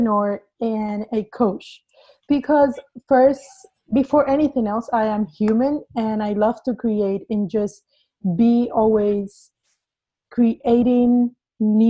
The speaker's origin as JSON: {"language": "English", "country": "Cuba", "tie": "born or raised there", "second_language": "English", "moved": "as an adult", "lives_now": "United States", "said": "I was born in Cuba. Mm-hmm. I am not original from the US. And I came here 8 years ago. So I had to go through a whole process of learning English"}